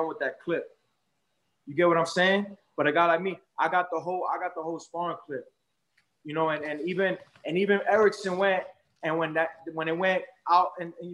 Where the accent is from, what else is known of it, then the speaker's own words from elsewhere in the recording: New York, United States; also born or lived in Brooklyn; I'm Puerto Rican and I'm from New York